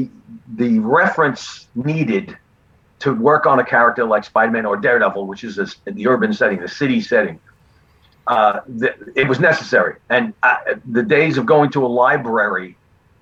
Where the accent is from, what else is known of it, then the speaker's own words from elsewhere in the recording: New York City, New York, United States; also born or lived in Brooklyn; I was born in Brooklyn, raised in Queens